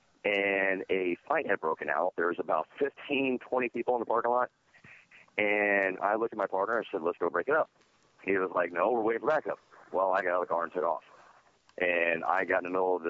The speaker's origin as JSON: {"language": "English", "town": "Sarasota", "region": "Florida", "country": "United States", "tie": "born or raised there", "said": "I grew up in Sarasota, Florida. It's actually my hometown"}